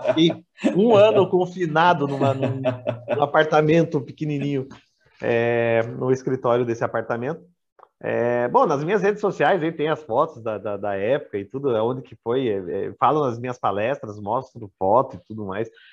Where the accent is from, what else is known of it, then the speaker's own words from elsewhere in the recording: Brazil; also born or lived in Nova Andradina, Mato Grosso do Sul / Curitiba; no meu país de origem